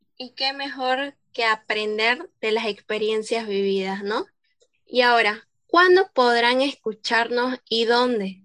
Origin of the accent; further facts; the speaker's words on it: Santa Cruz de la Sierra, Santa Cruz, Bolivia; yo soy de Santa Cruz, exactamente de Santa Cruz de la Sierra